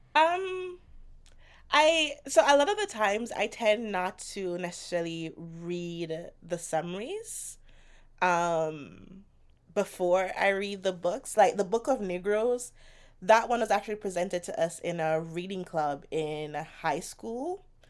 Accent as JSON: {"language": "English", "country": "Jamaica", "tie": "born or raised there", "moved": "yes", "said": "I grew up in Jamaica"}